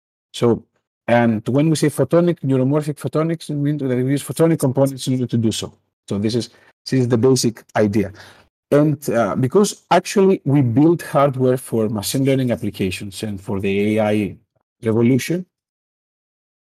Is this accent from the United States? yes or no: no; Greece; I am from Greece